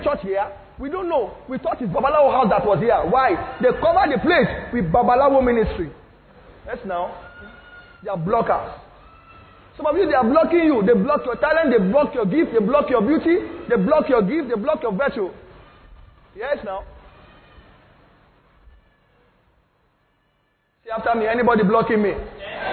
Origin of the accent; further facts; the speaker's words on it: Lagos, Nigeria; I'm from Nigeria. They said, where in Nigeria? I said, I'm from Lagos. Where in Lagos? I said, I'm from Ikotun.